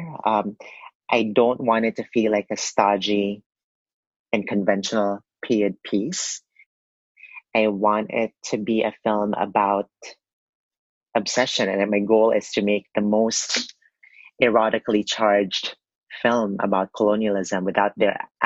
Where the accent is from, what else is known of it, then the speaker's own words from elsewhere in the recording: Philippines; growing up in the Philippines